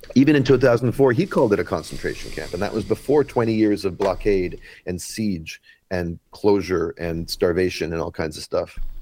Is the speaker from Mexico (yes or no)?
no; Vancouver, British Columbia, Canada; I'm from Vancouver, Canada